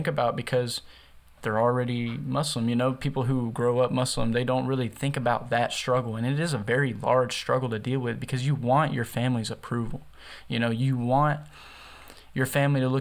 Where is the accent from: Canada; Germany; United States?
United States; the South; I'm from the South, so in the South, most people, you know, it's the Bible Belt.